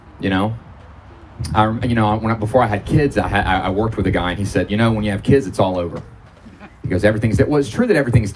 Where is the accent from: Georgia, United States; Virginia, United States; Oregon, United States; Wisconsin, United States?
Georgia, United States; I was born and raised in Georgia